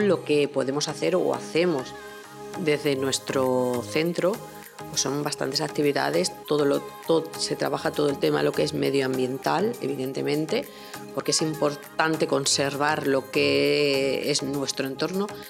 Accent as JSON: {"language": "Spanish", "town": "Barcelona", "region": "Catalonia", "country": "Spain", "tie": "born or raised there", "moved": "as an adult", "lives_now": "Badajoz, Spain", "said": "Yo vengo de Barcelona, yo no nací en Extremadura, nací en Barcelona, estudié allí y me trasladé a los 28 años"}